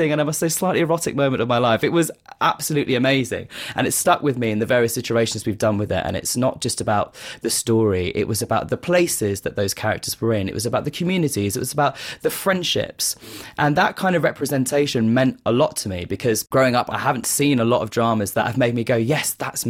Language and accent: English; Kent, South East England, United Kingdom; I grew up in Kent with my mum and my sister.